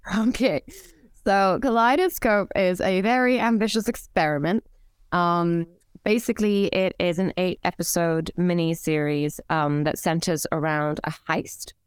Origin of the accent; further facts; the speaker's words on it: Cairo, Cairo Governorate, Egypt; moved away as an adult; I was born and raised in Cairo.